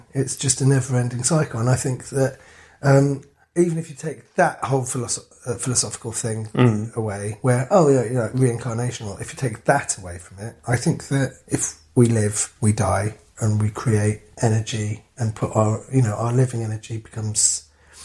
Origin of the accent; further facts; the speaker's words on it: London, United Kingdom; growing up in London